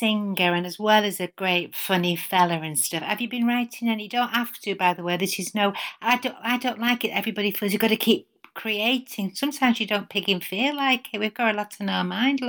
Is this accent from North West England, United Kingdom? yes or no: yes; Stockport, North West England, United Kingdom; now in Birmingham, United Kingdom; I'm from Stockport